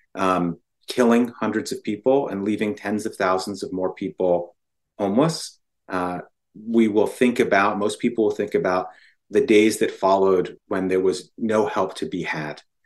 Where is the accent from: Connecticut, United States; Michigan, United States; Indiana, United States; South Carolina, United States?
Connecticut, United States; also born or lived in New Orleans; I'm from Connecticut